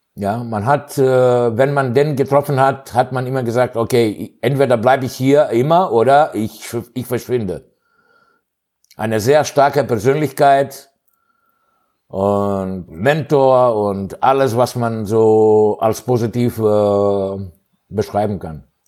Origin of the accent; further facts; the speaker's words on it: Greece; German is a second language; moved away as an adult; also born or lived in Hannover, Germany / Thessaloniki, Greece / Cologne, Germany; ich bin äh, in Griechenland aufgewachsen